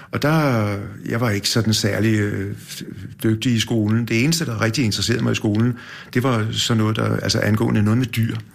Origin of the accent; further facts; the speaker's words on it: Copenhagen, Capital Region of Denmark, Denmark; Jeg, jeg, jeg er født ude i Valby, i Valby? Ja, og der boede vi ude, tror jeg, nogle, kun øh, to år eller nogle år. Og så flyttede vi ind til noget, der hedder Torsgade inde på Nørrebro.